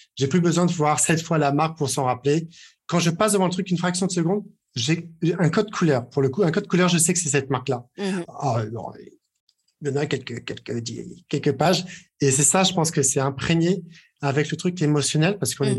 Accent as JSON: {"language": "French", "country": "France", "said": "on est français"}